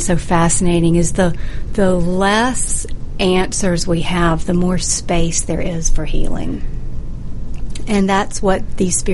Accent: the South, United States; I'm from the South

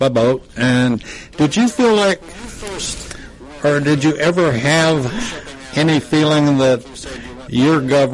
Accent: Texas, United States; I grew up in Texas

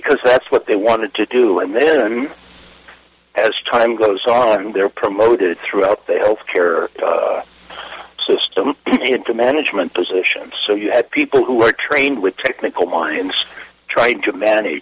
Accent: Los Angeles, California, United States; I grew up in East L.A. As part of a Russian community

